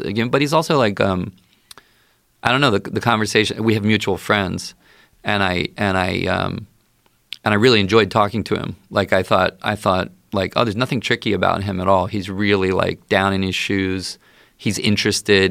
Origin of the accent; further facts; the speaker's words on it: Baltimore, Maryland, United States; I grew up in the Baltimore area